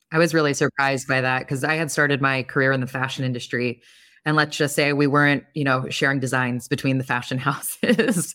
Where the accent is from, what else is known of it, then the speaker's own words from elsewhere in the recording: Long Island, New York, United States; moved away; I'm from Long Island originally.